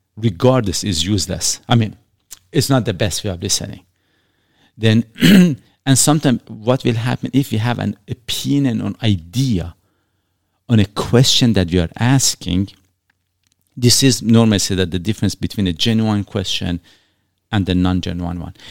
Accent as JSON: {"language": "English", "country": "Iran", "tie": "born or raised there", "moved": "yes", "lives_now": "Canada", "said": "I was born in Iran"}